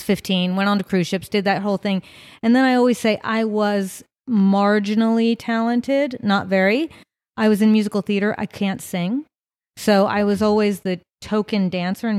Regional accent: Virginia, United States; now in Las Vegas, United States; I'm from Virginia

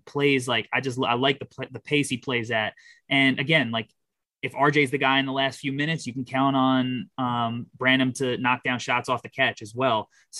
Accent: New York, United States; I'm a New Yorker, too

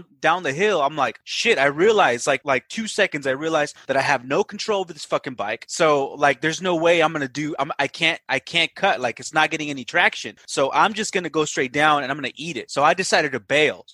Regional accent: Watsonville, California, United States; In Watsonville, California. Shout out. Northern Cal near Santa Cruz. So a small little town though. Yeah. So I grew up out there

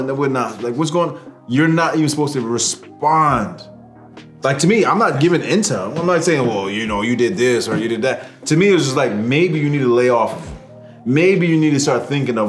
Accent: Canada; now in Hartford, United States; I'm from Canada

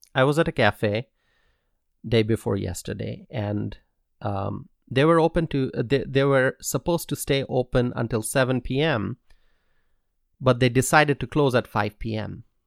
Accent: United States; As an American

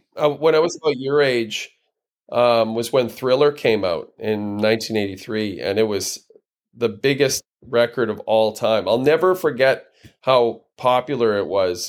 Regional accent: near Edmonton, Alberta, Canada; I grew up near Edmonton

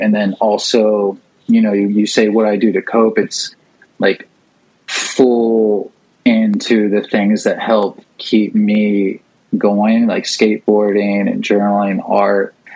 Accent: St. Petersburg, Florida, United States; St. Pete, Florida. Uh, g- uh, grew up

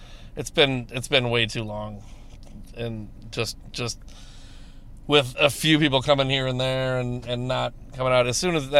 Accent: Elgin, Illinois, United States; I grew up I'm from Elgin. I grew up in this area

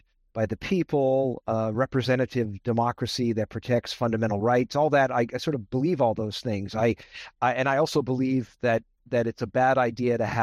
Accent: Las Vegas, Nevada, United States; also born or lived in Brooklyn, New York; So I grew up in Las Vegas, Nevada. I was born in Brooklyn, New York. My parents moved to Vegas in the mid-1960s

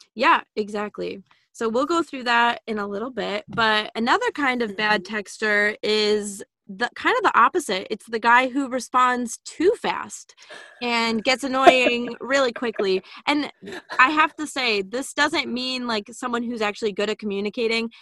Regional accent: Illinois, United States; moved away as an adult; also born or lived in Massachusetts; we're both from Illinois

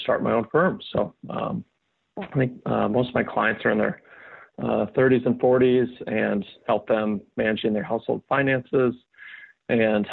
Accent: Sioux Falls, South Dakota, United States; moved away as an adult; also born or lived in Iowa; now in Nashville, United States; I'm originally from South Dakota, Sioux Falls, South Dakota, born and raised, and then moved to Nashville, Tennessee here in 2015

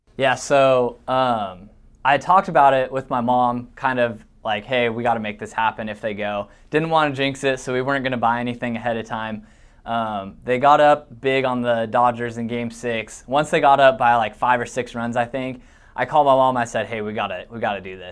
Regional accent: Washington, United States; moved away as an adult; now in Iowa, United States; my hometown in Washington

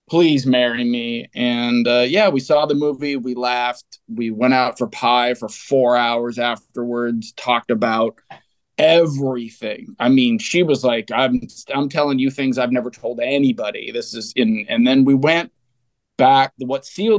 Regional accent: Fremont, California, United States; I come from the San Francisco Bay Area in a town called Fremont, which is about midway between San Jose and San Francisco. So real bedroom community, suburban city, really kind of idyllic place to grow up in the 80s

